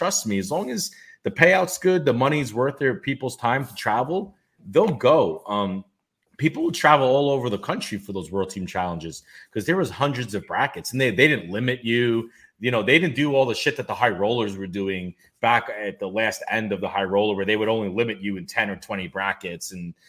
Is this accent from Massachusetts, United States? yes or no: no; New York City, New York, United States; Like, Mark Roth was born and raised in Brooklyn, so he hits home with me, a lot of roots there.